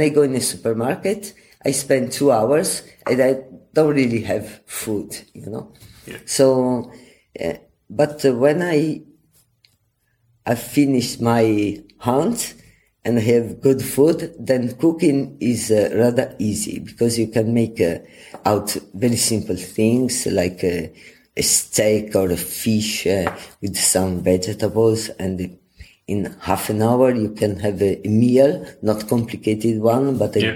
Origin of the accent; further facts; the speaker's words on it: Venice, Veneto, Italy; this passion comes anyway from my origins because I come from Venice